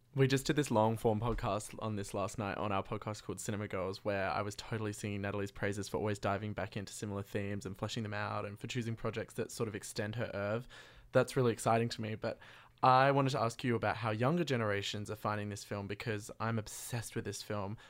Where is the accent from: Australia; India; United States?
Australia; Adelaide, South Australia; I'm from Adelaide